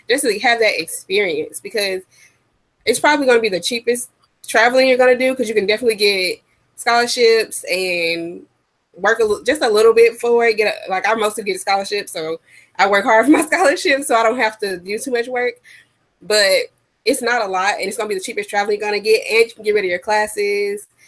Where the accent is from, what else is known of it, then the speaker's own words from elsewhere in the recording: United States; we're from America